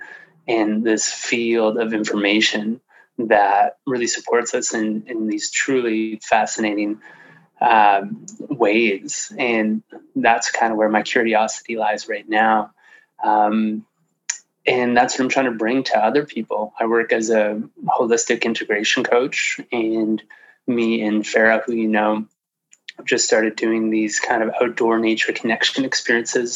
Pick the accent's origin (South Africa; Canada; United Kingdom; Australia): Canada; Sudbury, Ontario; moved away as an adult; also born or lived in Alberta / British Columbia; I moved out there when I was 23 from my hometown of Sudbury, Ontario.